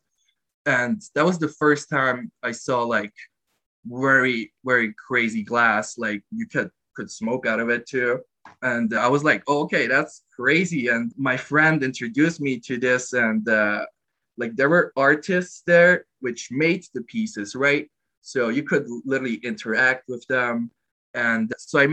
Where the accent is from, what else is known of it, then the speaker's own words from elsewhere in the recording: Glarus, Switzerland; I'm from Switzerland. I live in Molis-Glarus. That's the state.